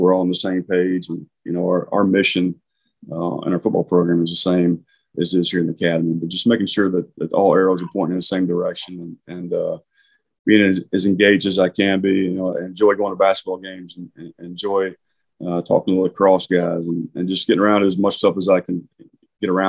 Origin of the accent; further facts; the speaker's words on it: Oklahoma, United States; moved away as an adult; also born or lived in Virginia; growing up in Oklahoma